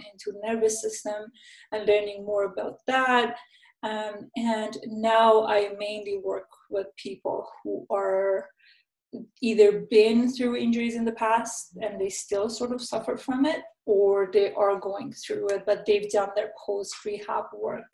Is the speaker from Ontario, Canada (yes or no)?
no; Vancouver, British Columbia, Canada; I'm from Vancouver, Canada